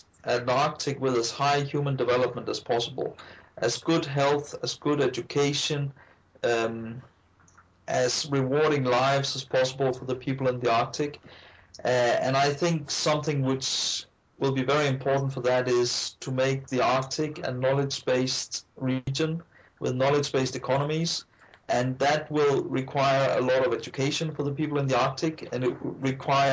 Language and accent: English; Iceland; moved away; also born or lived in Denmark; I grew up in Iceland, and I later studied in Iceland and worked in the Icelandic Ministry of Finance